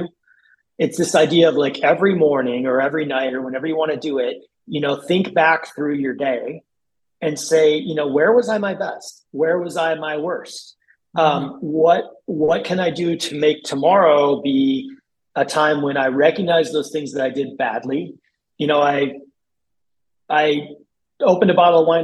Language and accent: English; South Dakota, United States; moved away; I grew up in South Dakota, tiny little town